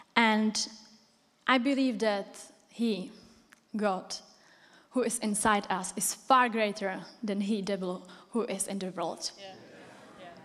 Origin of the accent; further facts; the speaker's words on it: Czechia; English is a second language; moved away as an adult; now in United Kingdom; I came from Czech Republic, if you didn't recognize from my accent.